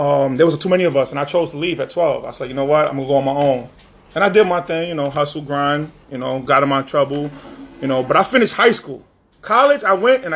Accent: New York City, New York, United States; Born in the Bronx. My dad was a hustler.

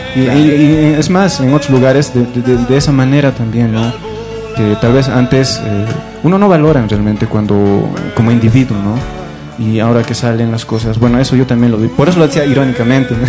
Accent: Potosí, Bolivia; soy potosino neto

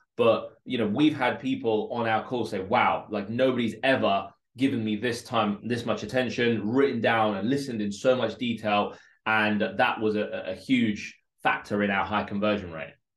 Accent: London, United Kingdom; English is a second language; also born or lived in Moscow, Russia; I grew up in a place called Northolt in West London

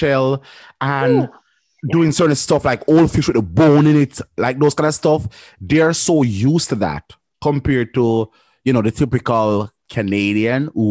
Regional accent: Jamaica; I'm a Jamaican

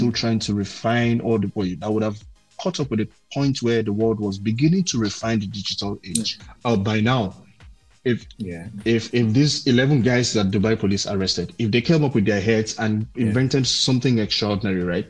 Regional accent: Nigeria; back home here

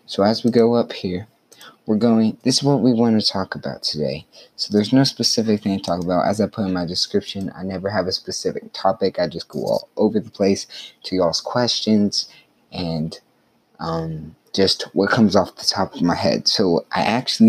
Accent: Carthage, Texas, United States; my hometown restaurant, it's Main Street Cafe.

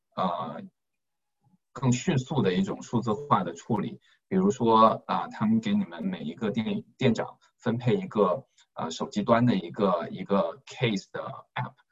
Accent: Guangdong, China; 我们都是广东人嘛

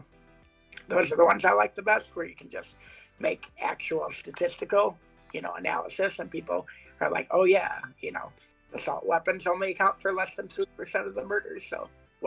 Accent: Ann Arbor, Michigan, United States; I grew up in Ann Arbor, Michigan, which is a pretty liberal place.

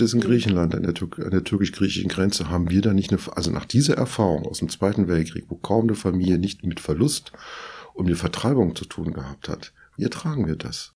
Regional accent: southern France, France; now in Berlin, Germany; Ich bin in Südfrankreich groß geworden

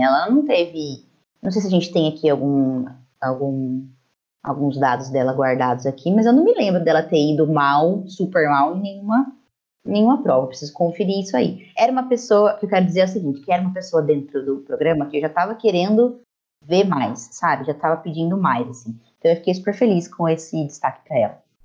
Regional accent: interior of São Paulo, Brazil; sou do interior de São Paulo, pertinho aqui do Paraná, né, na divisa

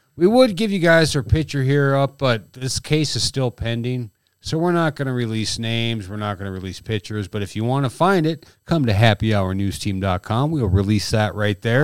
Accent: Southwest North Dakota, United States; about twenty-some miles away from us is my hometown.

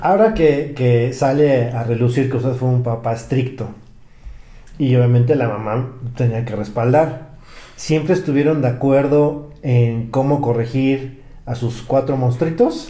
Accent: Mexico City, Mexico; yo soy chilango

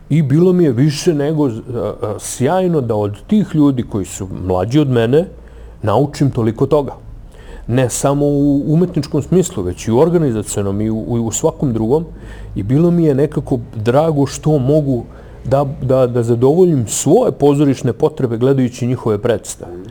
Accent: Kraljevo, Raška District, Serbia; opstanak pozorištu u mom rodnom gradu

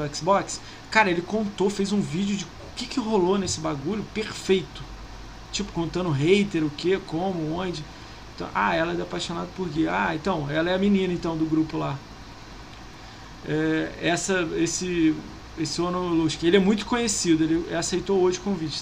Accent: Niterói, Rio de Janeiro, Brazil; Eu sou de Niterói, mano, do lado da ponte

